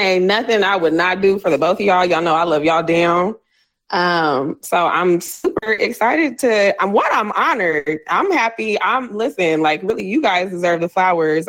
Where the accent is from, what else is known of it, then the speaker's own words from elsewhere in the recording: San Diego, California, United States; moved away as an adult; now in Los Angeles, United States; So I'm from San Diego